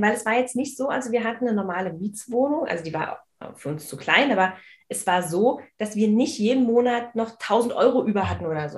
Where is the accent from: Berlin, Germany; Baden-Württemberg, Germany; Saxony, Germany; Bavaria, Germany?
Berlin, Germany; ich bin in Marzahn aufgewachsen